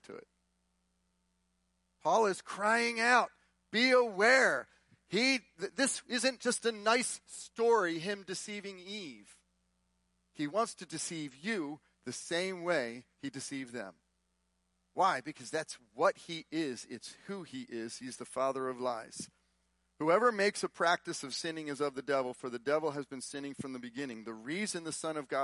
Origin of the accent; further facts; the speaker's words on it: Texas, United States; We're from Texas